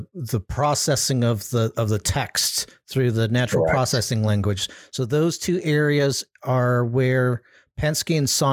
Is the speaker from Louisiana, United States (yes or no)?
no; California, United States; my home state